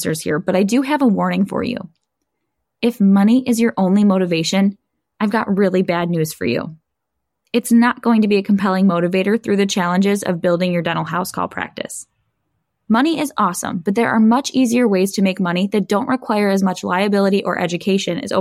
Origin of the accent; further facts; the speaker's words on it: Buffalo, New York, United States; here in my hometown in Buffalo, New York